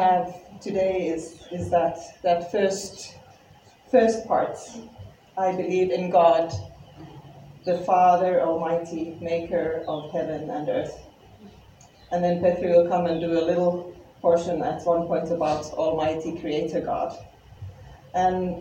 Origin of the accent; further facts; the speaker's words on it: Finland; English is a second language; moved away as an adult; my accent is because I am from Finland. Even if I have been here for 18 years